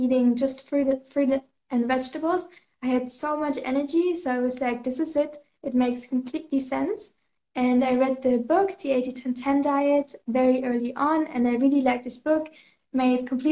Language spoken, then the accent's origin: English; Germany; now in Canary Islands, Spain; I'm originally from Germany